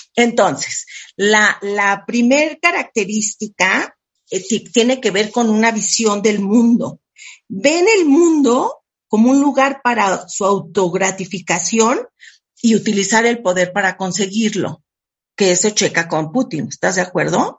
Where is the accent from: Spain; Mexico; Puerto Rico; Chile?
Mexico; Yo soy súper mexicana